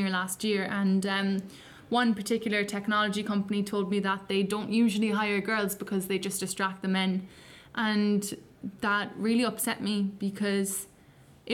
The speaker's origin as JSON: {"language": "English", "town": "Cork", "region": "Munster", "country": "Ireland", "said": "I'm 17. I'm from Cork"}